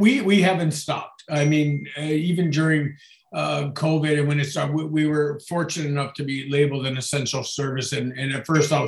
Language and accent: English; Niagara, Ontario, Canada; me being born and raised in Niagara